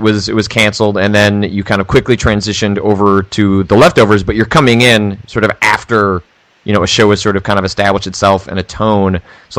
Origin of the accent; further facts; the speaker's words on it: Chicago, Illinois, United States; also born or lived in Wisconsin; my parents had a lake house in Wisconsin, so I spent a lot of time in Wisconsin. I was technically born in Wisconsin, but I identify as Chicago.